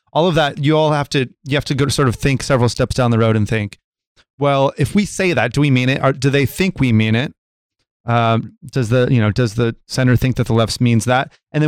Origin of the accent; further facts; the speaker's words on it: United States; also born or lived in California; Yeah, I'm American. I'm registered to vote in California.